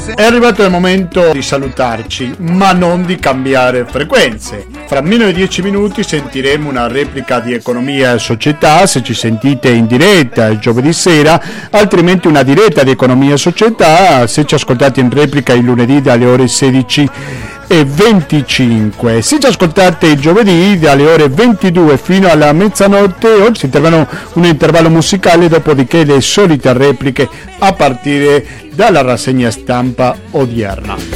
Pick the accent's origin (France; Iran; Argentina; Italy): Argentina; moved away; sin da piccola, in Argentina